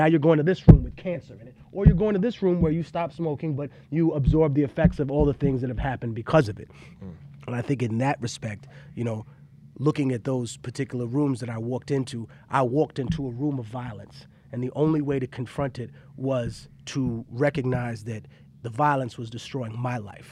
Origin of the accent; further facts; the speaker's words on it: New York City, New York, United States; also born or lived in Peru; I grew up in Harlem